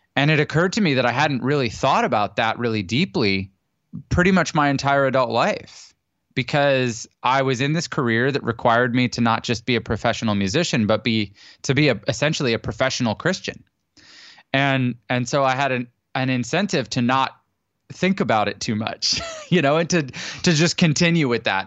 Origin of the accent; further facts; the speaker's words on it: Canada; now in San Diego, United States; I'm Canadian originally and I live in San Diego now.